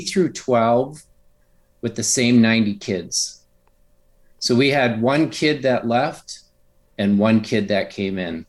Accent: Upper Michigan, United States; I grew up in a really rural area in Upper Michigan

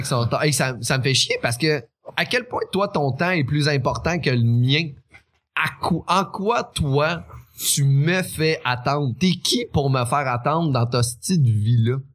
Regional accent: Quebec City, Quebec, Canada; moved away; also born or lived in Beauce; je viens de la région, fait qu'on est habitué de s'aider un l'autre

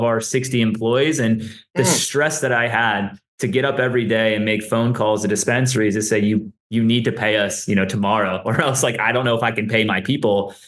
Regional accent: Atlanta, Georgia, United States; moved away as an adult; also born or lived in Colorado; Born and raised from Atlanta, Georgia.

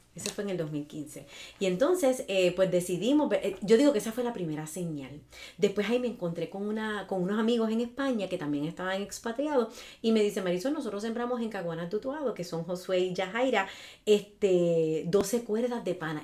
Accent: Ciales, Puerto Rico; also born or lived in Chicago; now in Jayuya, Puerto Rico; yo soy de Ciales, pero ya adoptada en Jayuya hace 20 años.

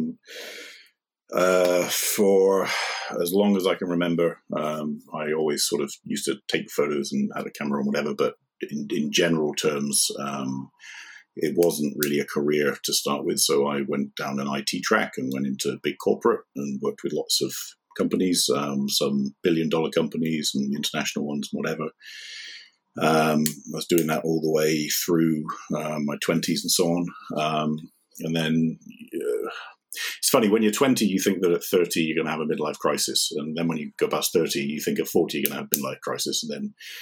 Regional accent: United Kingdom; moved away as an adult; also born or lived in Ireland / United States / Shanghai; I grew up on the South Coast, where I live now.

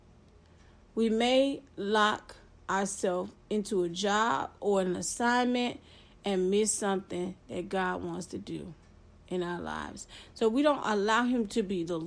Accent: Florida, United States; I'm from Florida.

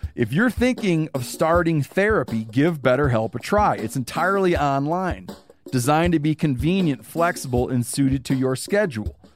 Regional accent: Michigan, United States; moved away; also born or lived in Montana; I grew up in Michigan

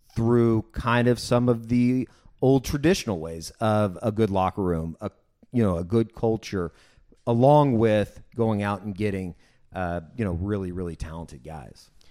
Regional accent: Oklahoma City, Oklahoma, United States; growing up in Oklahoma City

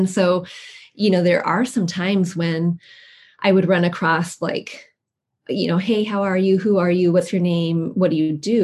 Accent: Washington, United States; also born or lived in Iowa; when we moved from Iowa back home to Washington

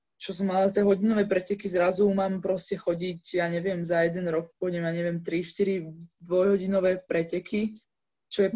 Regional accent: Žilina, Žilina Region, Slovakia; ja vlastne som však zo Žiliny

